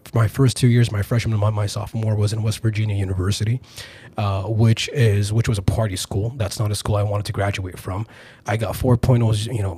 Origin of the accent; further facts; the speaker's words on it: Saudi Arabia; moved away as an adult; also born or lived in California / Boston / Chicago / Italy; now in United States; I was born in California, but I lived most of my life in Saudi Arabia. I came to the States for college.